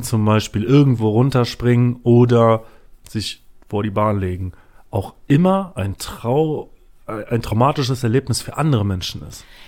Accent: Düsseldorf, North Rhine-Westphalia, Germany; ich komme aus Düsseldorf. Ich komme aus Düsseldorf

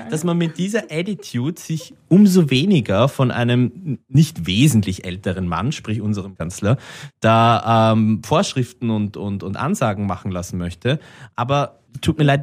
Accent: Austria; Ich schäme mich als Österreicher für dich, dass du zu meinen Landsleuten gehörst

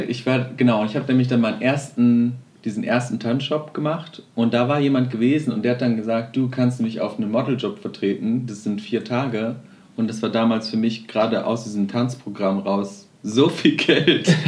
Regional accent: Witten, North Rhine-Westphalia, Germany; also born or lived in Amsterdam; ich komme aus Witten.

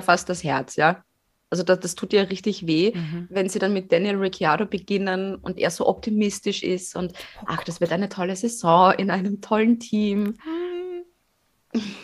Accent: Fohnsdorf, Styria, Austria; Fonsdorf. Also mein Heimatdorf

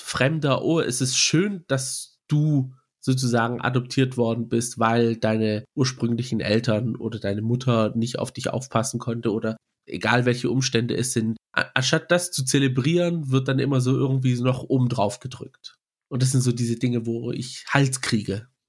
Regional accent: Germany; Wir sagen zwar hier, wir sind Griechen hier in Deutschland, aber wenn man dann in Griechenland dann unterwegs ist und mit Family oder so redet, dann spürt man es schon, dass manche es einem fühlen lassen, dass man nicht zu hundert Prozent Grieche ist, weil man halt im Ausland aufgewachsen ist

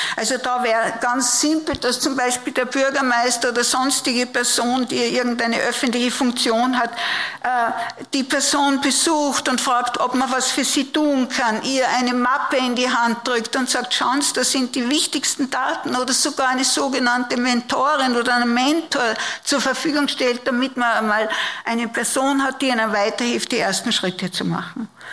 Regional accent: Upper Austria, Austria; moved away; Ich komme auch aus der Provinz, aus der Oberösterreichischen, habe aber einen steirischen Großvater

